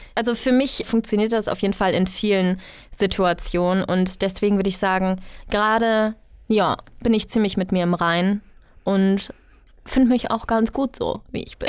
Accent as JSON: {"language": "German", "area": "Bergisches Land", "region": "North Rhine-Westphalia", "country": "Germany", "moved": "as an adult", "lives_now": "Berlin, Germany", "said": "ich komme aus dem Bergischen Land und ich bin dann, ja, nach Berlin gezogen"}